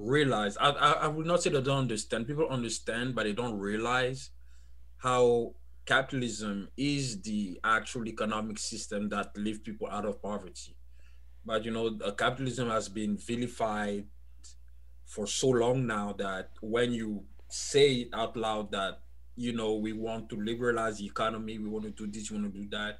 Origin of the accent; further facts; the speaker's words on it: Côte d’Ivoire; accent: French; first language French; English is a second language; moved away as an adult; now in United States; So I was born and raised in Ivory Coast, Cote d'Ivoire, for people who are more familiar with the country. So I'm a French speaker, as you could tell by my accent